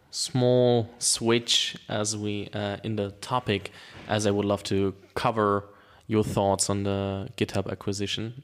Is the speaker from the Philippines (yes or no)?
no; Germany; English is a second language; I'm from Germany and I went through the German, uh, school system